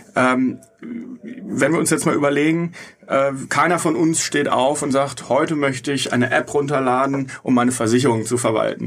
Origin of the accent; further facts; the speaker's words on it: Bochum, North Rhine-Westphalia, Germany; now in Munich, Germany; Ich komme aus Bochum